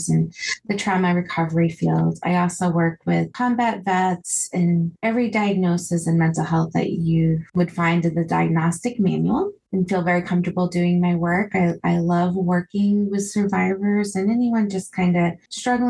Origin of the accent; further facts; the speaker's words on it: Maine, United States; moved away as an adult; also born or lived in New Brunswick, Canada / Okinawa, Japan; I grew up in Maine and also New Brunswick, Canada, like the northeast part of New Brunswick